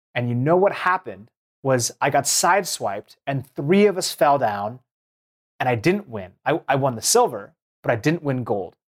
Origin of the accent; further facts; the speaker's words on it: Seattle, Washington, United States; I grew up in the Seattle region.